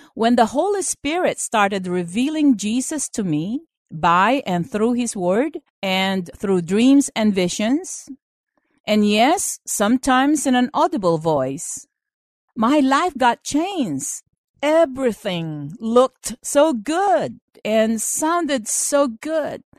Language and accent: English; Philippines; moved away as an adult; now in United States; I was born in the Philippines and I finished school there